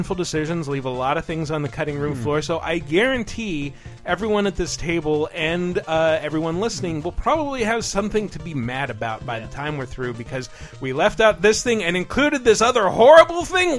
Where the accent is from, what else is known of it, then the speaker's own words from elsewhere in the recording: England, United Kingdom; I used to have a Betamax. Because I'm English.